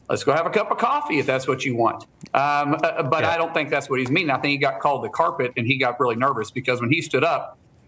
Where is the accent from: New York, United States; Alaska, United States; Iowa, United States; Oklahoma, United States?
Oklahoma, United States; I'm a guy from Oklahoma first.